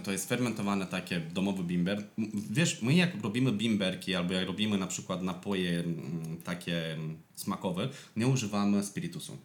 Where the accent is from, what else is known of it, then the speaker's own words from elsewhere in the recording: Moldavia, Romania; Polish is a second language; moved away as an adult; also born or lived in London, United Kingdom / Scotland / Spain; now in Poland; Ja jestem z Mołdawii